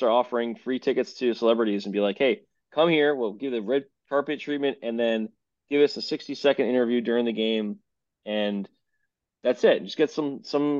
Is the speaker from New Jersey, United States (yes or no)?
yes; New Jersey, United States; we're from Jersey